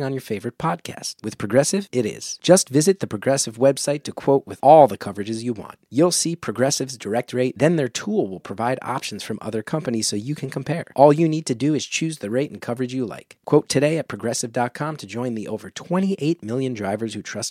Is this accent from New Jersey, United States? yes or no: yes; New Jersey, United States; I'm a dude from New Jersey, from a pretty blue collar neighborhood